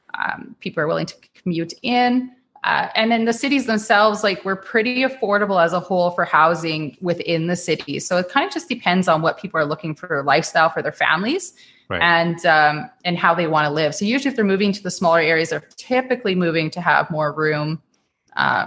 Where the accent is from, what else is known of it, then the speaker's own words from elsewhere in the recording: Regina, Saskatchewan, Canada; I grew up in Regina. I was born and raised there.